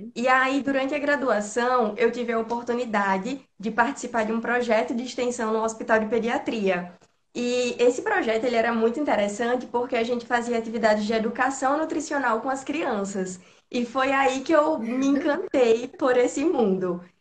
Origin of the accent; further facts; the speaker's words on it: Natal, Rio Grande do Norte, Brazil; eu sou de Natal, no Rio Grande do Norte